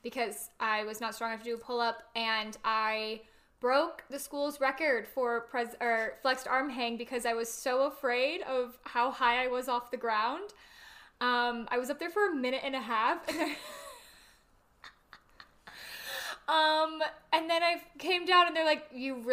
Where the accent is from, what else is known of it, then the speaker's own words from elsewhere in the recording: central Indiana, United States; I'm from Indiana, central Indiana